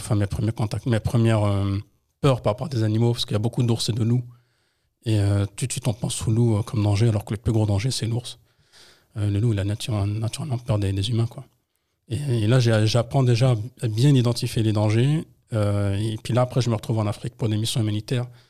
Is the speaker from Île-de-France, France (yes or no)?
yes; Trappes, Île-de-France, France; also born or lived in Colombes; né en France à Colombes, mais j'ai fait toute ma vie dans le 78, entre Trappes et Lancourt